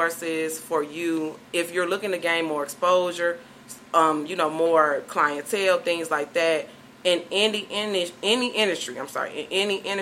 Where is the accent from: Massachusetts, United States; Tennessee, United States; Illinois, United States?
Illinois, United States; Chicago